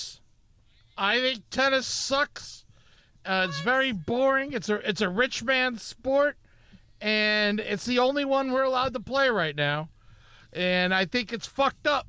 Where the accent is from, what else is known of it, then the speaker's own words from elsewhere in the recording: Boca Raton, Florida, United States; moved away; I grew up in Boca Raton, Florida.